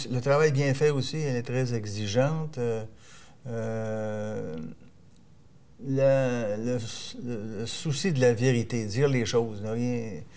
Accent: Quebec, Canada; Puis on est Canadien, on est hein? Canadien français, puis on est devenu Québécois.

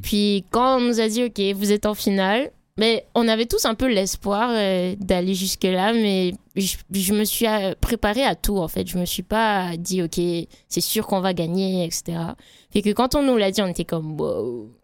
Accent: Martinique; moved away; je suis martiniquaise

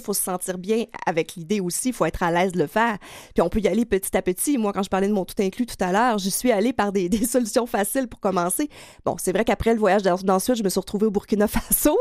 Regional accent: Quebec, Canada; accent: gros accent du lac Saint-Jean; mon gros accent du lac Saint-Jean

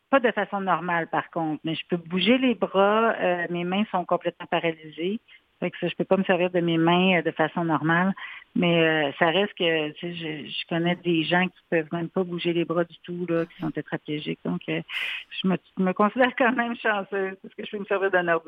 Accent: Quebec City, Quebec, Canada; moved away as an adult; now in Montreal, Canada; Ah non, en fait, moi je viens de Québec.

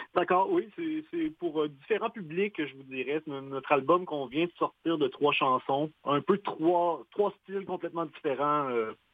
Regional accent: Quebec, Canada; on est québécois

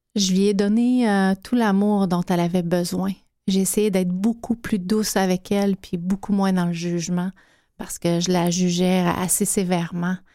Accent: Abitibi-Témiscamingue, Quebec, Canada; moved away; beaucoup de maltraitance mmh. dans ma région natale

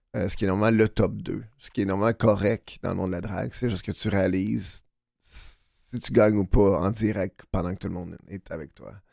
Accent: Boucherville, Quebec, Canada; je viens de Boucherville, Montérégie

